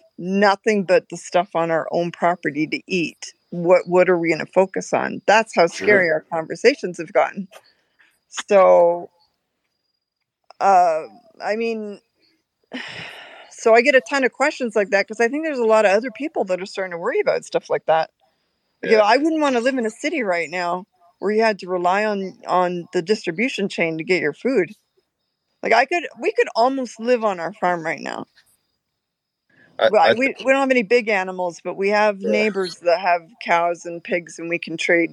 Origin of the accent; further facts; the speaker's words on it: Canada; moved away; So for us to change, we came from Canada to come here, but we came so that we could have this lifestyle.